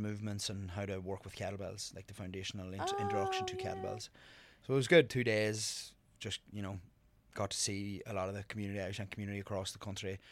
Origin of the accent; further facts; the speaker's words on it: Ireland; moved away as an adult; also born or lived in County Monaghan; now in New York, United States; me growing up in Ireland